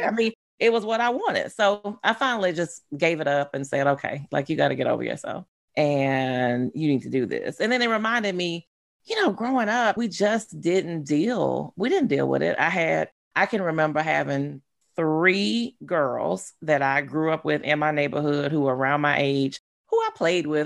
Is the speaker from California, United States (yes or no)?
no; Baton Rouge, Louisiana, United States; I grew up in uh, Baton Rouge. I grew up in South Louisiana.